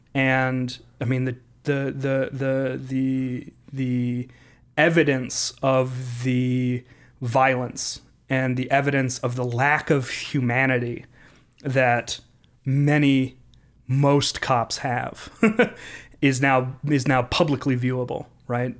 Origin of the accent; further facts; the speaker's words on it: Minneapolis, Minnesota, United States; I come from Southside Minneapolis